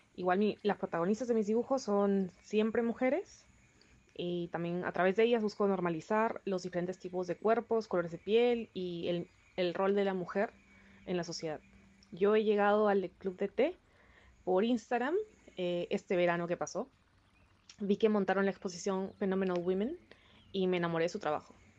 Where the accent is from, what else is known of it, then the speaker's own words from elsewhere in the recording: Peru; soy peruana